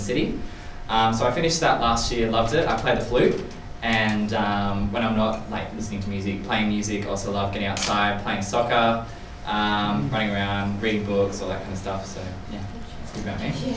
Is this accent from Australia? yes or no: yes; Sydney, New South Wales, Australia; I'm from Sydney